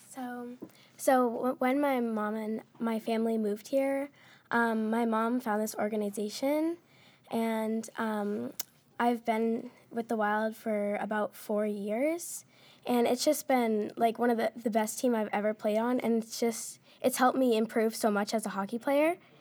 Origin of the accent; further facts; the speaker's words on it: Washington, United States; also born or lived in Nevada; I moved here when I was about four